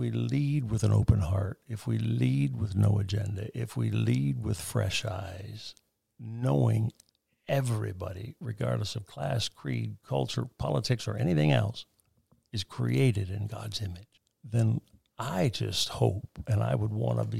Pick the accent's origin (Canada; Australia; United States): United States; As an American, as a proud American.